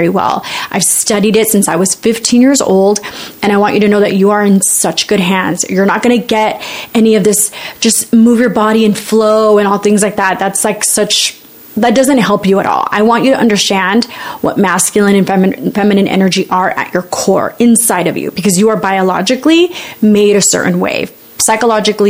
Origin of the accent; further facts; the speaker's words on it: United States; I'm a Latina, I'm Mexican American. My parents are immigrants.